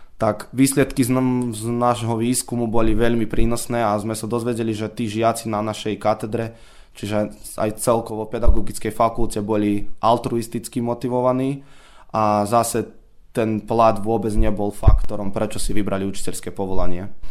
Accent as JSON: {"language": "Slovak", "country": "Serbia", "said": "tu u nás v Srbsku je asi 500 eur"}